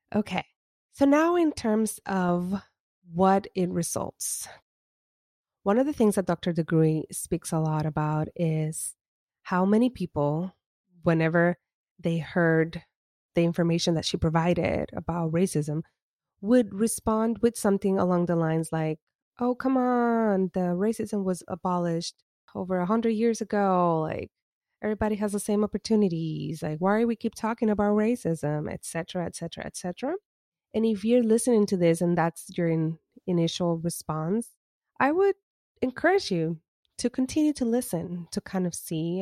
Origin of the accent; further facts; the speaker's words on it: Puerto Rico; as an Afro Latina that was born and raised in Puerto Rico